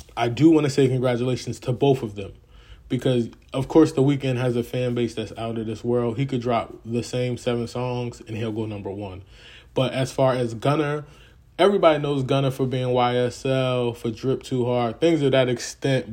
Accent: the North, United States; As a Northerner

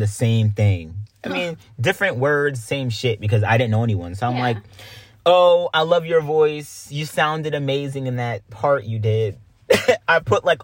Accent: Greenville, United States; moved away; we come from Greenville

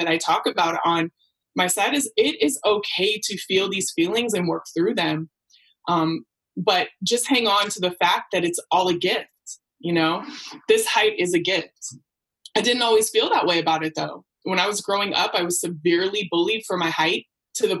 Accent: Portland, Oregon, United States; moved away as an adult; also born or lived in Beaverton, Oregon; now in Oakland, United States; Portland raised me

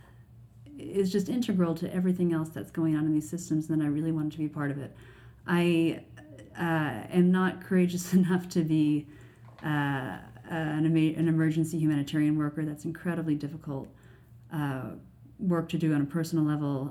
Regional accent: United States; now in Canada; as an American in Canada

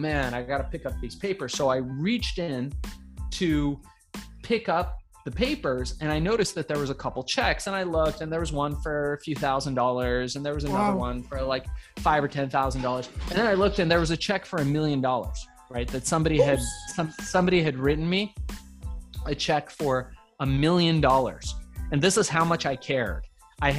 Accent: Iran; now in United States; I was born in Iran. We came here as immigrants to the United States.

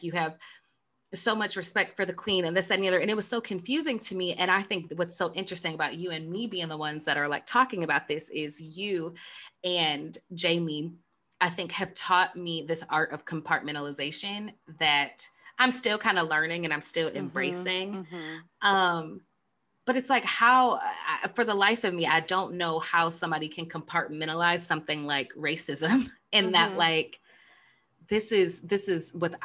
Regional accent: United States; us Americans

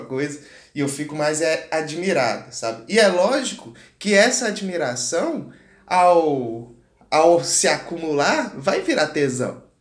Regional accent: Goiás, Brazil; sou do Goiás e sou do Goiás. Você vê que eu, o sotaque vem quando eu falo

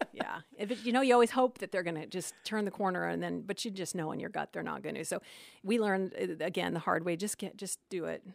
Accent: Phoenix, Arizona, United States; moved away; I was from Phoenix and just wanted to go back

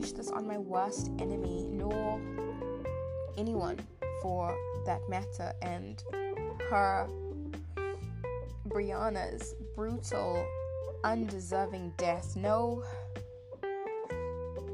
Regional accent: South Africa; moved away as an adult; when I initially left South Africa to walk abroad many years ago

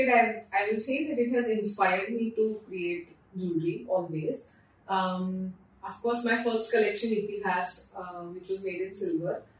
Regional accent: Pune, Maharashtra, India; moved away as an adult; also born or lived in Mumbai; I am from Pune, so I always wanted to come back to Pune. I was in Mumbai for work and then I came back to Pune

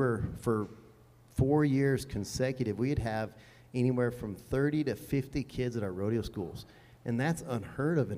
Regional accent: near Cheyenne, Wyoming, United States; Cheyenne, like close to my hometown

